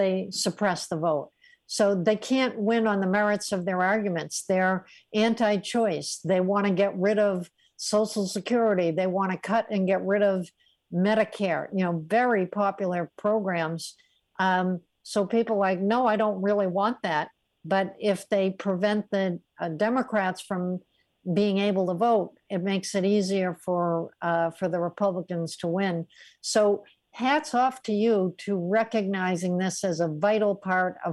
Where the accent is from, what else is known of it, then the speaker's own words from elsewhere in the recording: Massachusetts, United States; I got deep into elections in my home state of Massachusetts and served as Assistant Secretary of State there